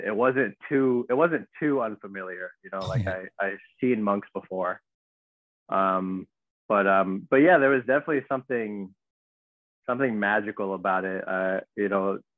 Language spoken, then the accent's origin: English; Los Angeles, California, United States; I grew up in Southern California, so in the Los Angeles area